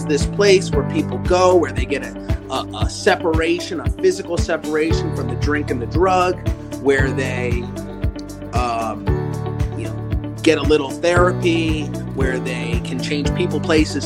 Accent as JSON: {"language": "English", "town": "Baltimore", "region": "Maryland", "country": "United States", "said": "I'm originally from the Baltimore metropolitan"}